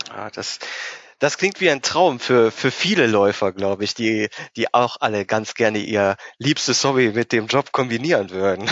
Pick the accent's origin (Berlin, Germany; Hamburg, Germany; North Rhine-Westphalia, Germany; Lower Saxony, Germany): North Rhine-Westphalia, Germany; near Mönchengladbach; Ich äh, komme ja aus der Nähe von Mönchengladbach